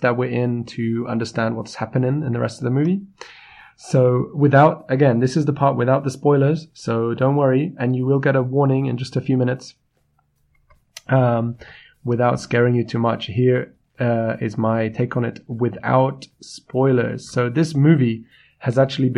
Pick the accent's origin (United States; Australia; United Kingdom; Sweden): United Kingdom; I'm the British …